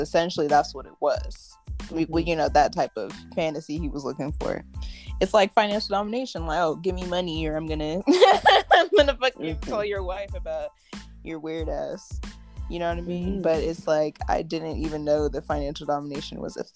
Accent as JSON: {"language": "English", "region": "California", "country": "United States", "said": "I'm from California"}